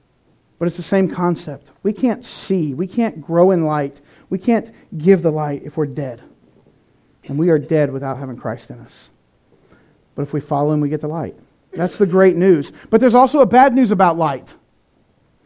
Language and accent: English; North Carolina, United States; I'm from North Carolina, where people say mean things and then say, bless your heart